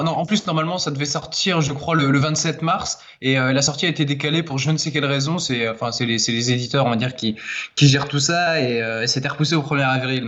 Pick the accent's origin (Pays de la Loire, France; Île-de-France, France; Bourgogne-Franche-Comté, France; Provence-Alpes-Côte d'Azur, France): Pays de la Loire, France; Laval; moved away as an adult; also born or lived in Angers / Argentina; je suis de Laval à la base